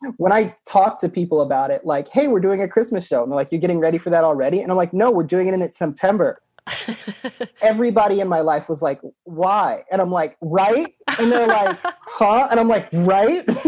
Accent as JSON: {"language": "English", "region": "Utah", "country": "United States", "tie": "born or raised there", "moved": "yes", "lives_now": "Chicago, United States", "said": "I grew up in Utah. I moved out to Chicago to do comedy."}